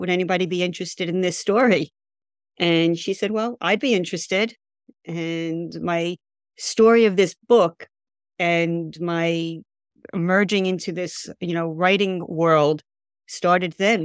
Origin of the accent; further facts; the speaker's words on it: New York, United States; being a New Yorker